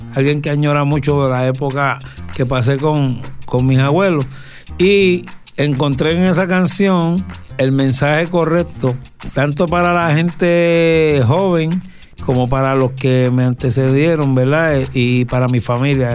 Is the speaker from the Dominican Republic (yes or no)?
no; Puerto Rico; nosotros somos ese puertorriqueño que a la gente le agrada conocer